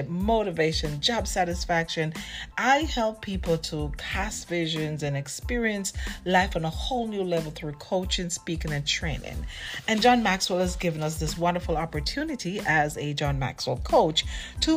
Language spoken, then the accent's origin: English; Jamaica; I'm from Jamaica